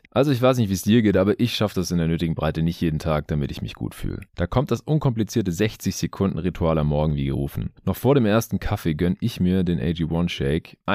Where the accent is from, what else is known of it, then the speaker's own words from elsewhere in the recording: Stuttgart, Baden-Württemberg, Germany; moved away; Ich bin vorgestern noch äh, spät in den Süden gefahren, meine alte Heimat hier nach Stuttgart.